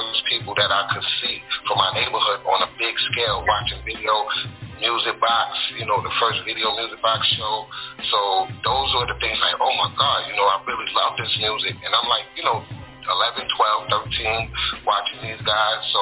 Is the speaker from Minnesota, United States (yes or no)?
no; New York City, New York, United States; also born or lived in Harlem, New York / Brooklyn / Staten Island; I'm from Queens. That's where I was raised since like 10 years old